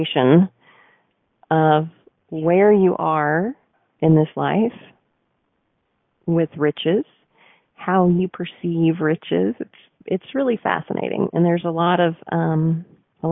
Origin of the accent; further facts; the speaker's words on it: the South, United States; I'm also a Southerner